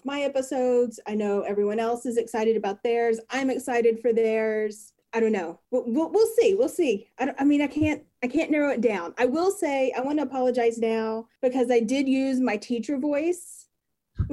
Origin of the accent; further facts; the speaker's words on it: North Texas, United States; now in Norman, United States; I'm originally from North Texas. I did live in East Texas for a little bit, hence my really unique accent, I guess we'll say. But I currently live in Norman, Oklahoma.